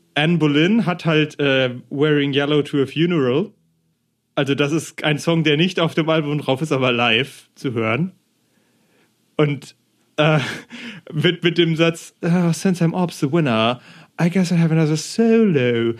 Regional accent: Germany; ich als Deutscher, der nie ein ja. Jahr in England verbracht hat

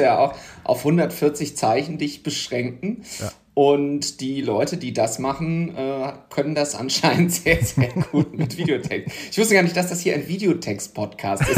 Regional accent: Düsseldorf, North Rhine-Westphalia, Germany; ich bin ja gebürtiger Düsseldorfer, aber auch an der Grenze zum Ruhrgebiet aufgewachsen, weil der Stadtteil, wo ich herkomme, ist direkt an der Grenze zu Duisburg

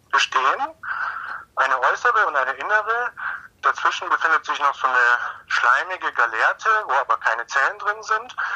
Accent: Munich, Bavaria, Germany; Ich komme aus München, ist also nicht, nicht allzu weit bis zur Adria oder zum Tyrrhenischen Meer

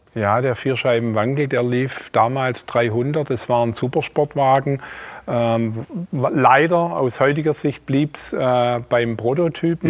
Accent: Esslingen, Baden-Württemberg, Germany; ich bin äh, hier im Schwabenland geboren, in Esslingen

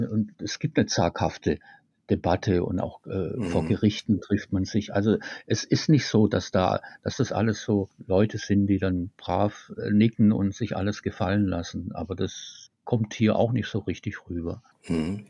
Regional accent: Tübingen, Baden-Württemberg, Germany; ich bin gebürtiger Tübinger, habe auch in Tübingen dann Volkswirtschaft studiert

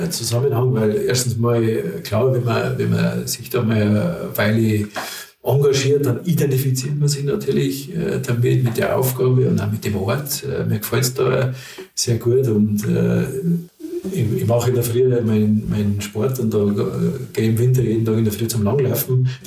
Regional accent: Freising, Bavaria, Germany; Ich komme da aus Freising

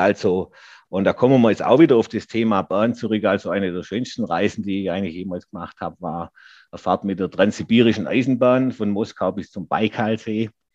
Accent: Geislingen an der Steige, Baden-Württemberg, Germany; hier in meiner Heimatstadt

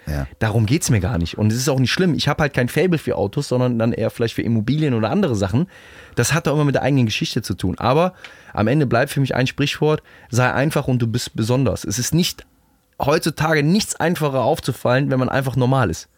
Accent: Rhineland, Germany; bei uns im Rheinland

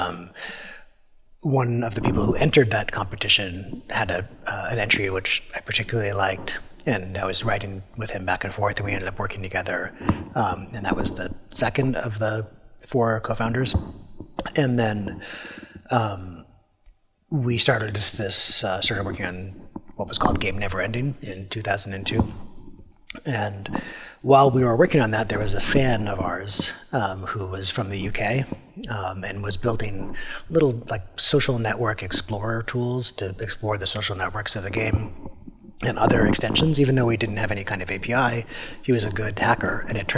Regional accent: British Columbia, Canada; I was born in British Columbia and grew up there

